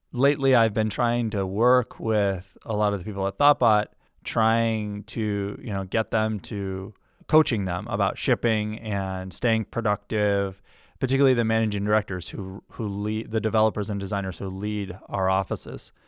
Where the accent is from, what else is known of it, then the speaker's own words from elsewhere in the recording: Granby, Massachusetts, United States; moved away as an adult; also born or lived in Newton, Massachusetts; where I grew up, which is in Western Massachusetts, a small town called Granby